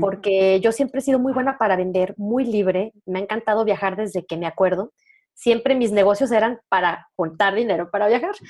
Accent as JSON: {"language": "Spanish", "town": "León", "region": "Guanajuato", "country": "Mexico", "tie": "born or raised there", "accent": "norteño", "said": "León, Guanajuato, que de ahí soy originaria, para quien tenga duda de mi acento norteño"}